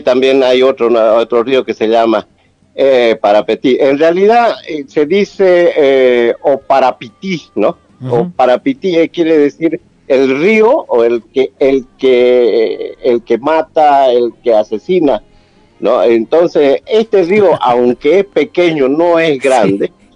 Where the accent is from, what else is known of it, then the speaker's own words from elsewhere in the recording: Bolivia; ese país, nuestro país